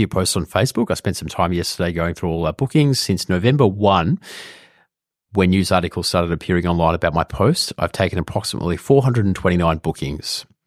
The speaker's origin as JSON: {"language": "English", "country": "Australia", "said": "an Australian person"}